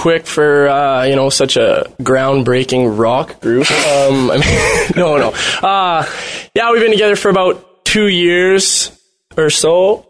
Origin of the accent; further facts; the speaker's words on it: Edmonton, Alberta, Canada; also born or lived in Toronto; I'm from Edmonton. I had moved briefly to Toronto for a while with another band, and then moved back